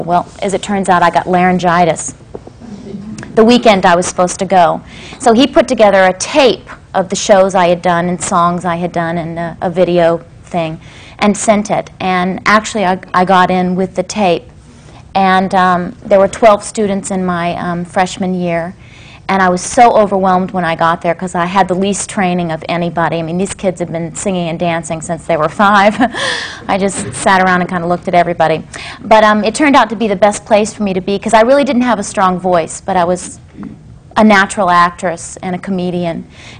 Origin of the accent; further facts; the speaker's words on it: Lynchburg, Virginia, United States; also born or lived in Augusta; Actually, I was born in Augusta, but I was raised in Lynchburg, Virginia. And nobody in my family was ever in show business.